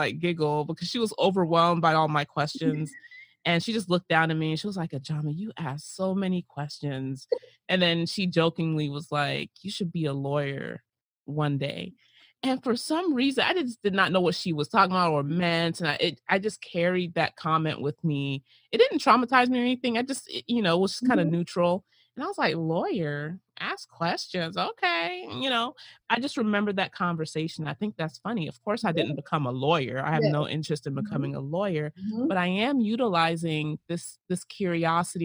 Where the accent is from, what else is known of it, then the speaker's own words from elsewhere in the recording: United States; our lives in the United States